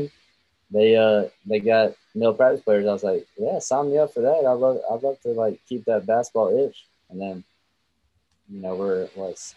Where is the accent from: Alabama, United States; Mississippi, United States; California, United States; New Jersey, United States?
Alabama, United States; growing up in Alabama